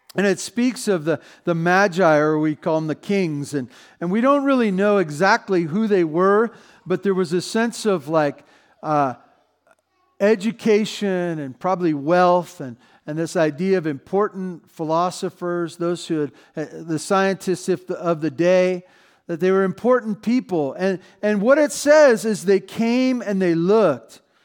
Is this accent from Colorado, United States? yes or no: no; Santa Barbara, California, United States; moved away; I grew up in Santa Barbara